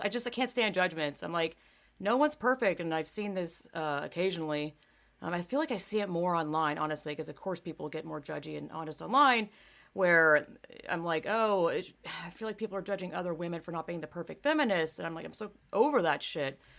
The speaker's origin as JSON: {"language": "English", "region": "the South", "country": "United States", "tie": "born or raised there", "said": "I grew up in the South"}